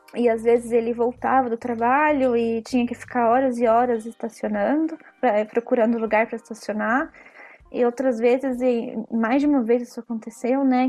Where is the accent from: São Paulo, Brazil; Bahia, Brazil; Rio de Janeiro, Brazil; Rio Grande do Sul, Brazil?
São Paulo, Brazil; moved away as an adult; also born or lived in Rome, Italy; now in Italy; porque eu sou de São Paulo, né? No Brasil, eu era de São Paulo